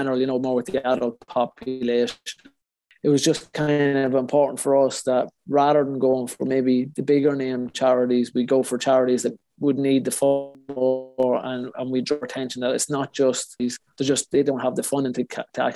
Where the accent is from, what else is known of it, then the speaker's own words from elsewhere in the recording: Cavan, Ulster, Ireland; moved away; I grew up in Cavan